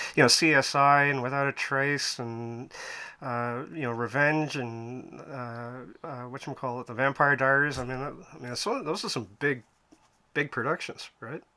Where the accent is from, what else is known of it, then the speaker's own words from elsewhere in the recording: Canada; I'm Canadian, so it must be the crazy weather up here